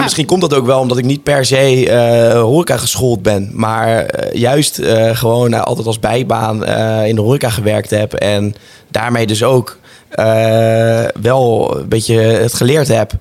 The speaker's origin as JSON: {"language": "Dutch", "town": "Rotterdam", "region": "South Holland", "country": "Netherlands", "said": "ik kom natuurlijk uit Rotterdam"}